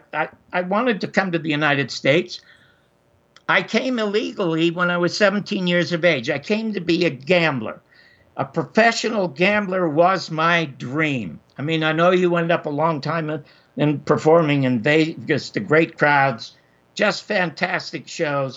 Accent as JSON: {"language": "English", "town": "Toronto", "region": "Ontario", "country": "Canada", "tie": "born or raised there", "said": "I was born in Toronto in 1933 in the Salvation Army Charity Ward."}